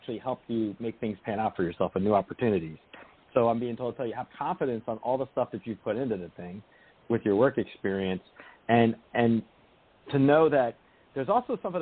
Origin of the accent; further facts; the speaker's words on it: New Jersey, United States; moved away; I'm from Jersey originally